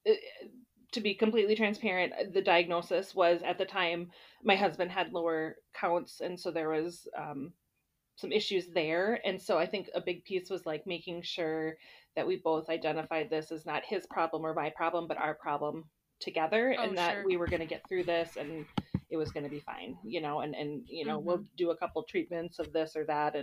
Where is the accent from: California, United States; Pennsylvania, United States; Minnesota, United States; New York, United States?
Minnesota, United States; Dodge Center; I grew up in a small town in southeastern Minnesota. It's called Dodge Center.